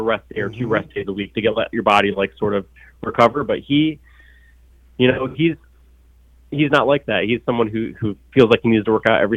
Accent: Atlanta, Georgia, United States; I was born in Atlanta

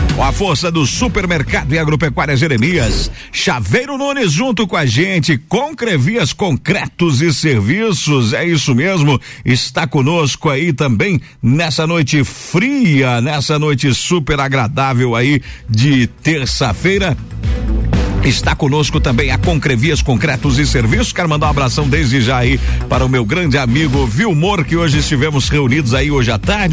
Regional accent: São Joaquim, Santa Catarina, Brazil; moved away; Nasci em São Joaquim

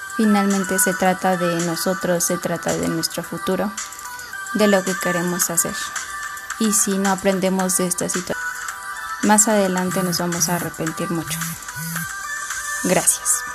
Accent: Atlacomulco, State of Mexico, Mexico; Soy nacida en Atlacomulco. Actualmente vivo en una comunidad que se llama San Pedro del Rosal, perteneciente al mismo municipio.

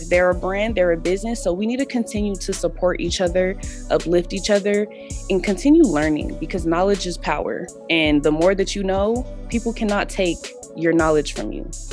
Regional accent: Denver, Colorado, United States; I'm from Denver, Colorado

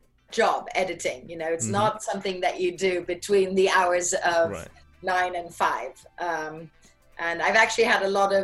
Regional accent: San Francisco, California, United States; born there; Okay, so yes, I was born in San Francisco.

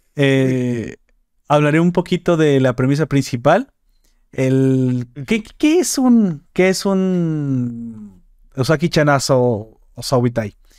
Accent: Mexico

